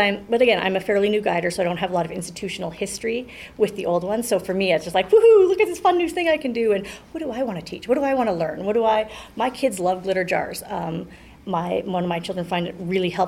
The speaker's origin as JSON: {"language": "English", "town": "Calgary", "region": "Alberta", "country": "Canada", "tie": "born or raised there", "also_born_or_lived": "Haysboro", "said": "I grew up in Hillhurst"}